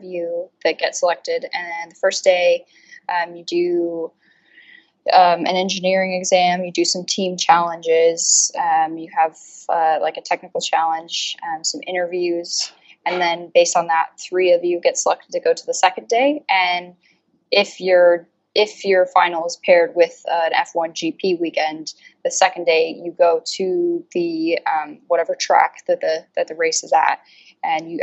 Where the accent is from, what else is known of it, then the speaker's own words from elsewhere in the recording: Colorado, United States; moved away as an adult; now in United Kingdom; Definitely not from the UK. I'm from Colorado originally.